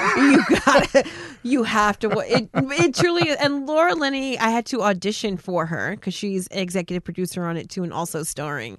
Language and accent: English; New Jersey, United States; also born or lived in West Coast; I'm from Jersey and it's almost like a speech impediment